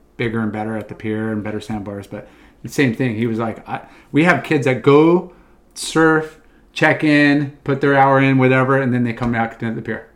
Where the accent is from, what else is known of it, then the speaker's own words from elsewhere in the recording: Huntington Beach, California, United States; growing up in Huntington